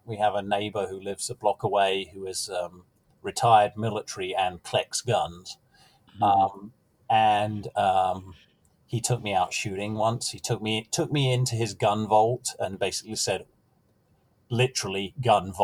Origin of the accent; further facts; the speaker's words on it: United Kingdom; moved away as an adult; now in Midwest, United States; as a young man in Britain